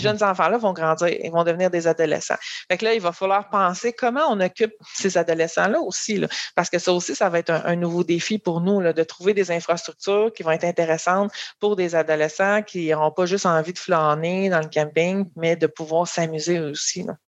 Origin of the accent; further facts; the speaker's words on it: Haut-Richelieu, Montérégie, Quebec, Canada; moved away as an adult; je viens de la Montérégie, là, mais j'étais plus euh, dans le Haut-Richelieu.